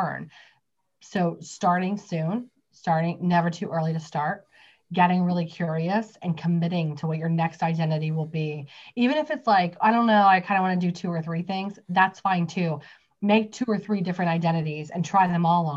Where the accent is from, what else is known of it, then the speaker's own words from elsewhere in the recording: West Virginia, United States; I'm from West Virginia